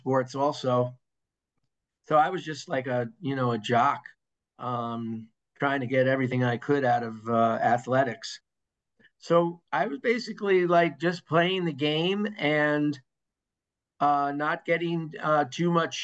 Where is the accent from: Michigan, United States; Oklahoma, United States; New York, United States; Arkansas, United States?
New York, United States; Hastings-on-Hudson; I grew up in Lower Westchester in Hastings-on-Hudson